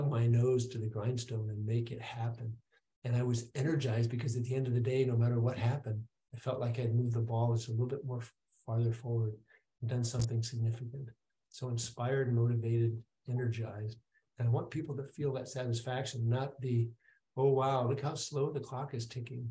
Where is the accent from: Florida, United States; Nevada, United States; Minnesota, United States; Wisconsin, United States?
Wisconsin, United States; also born or lived in Michigan; I grew up in Wisconsin, but I was born in Michigan